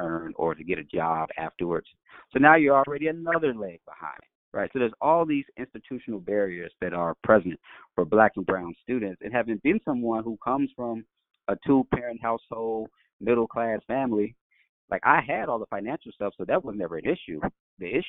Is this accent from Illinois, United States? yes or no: yes; Chicago, Illinois, United States; I'm from Chicago, the west side of Chicago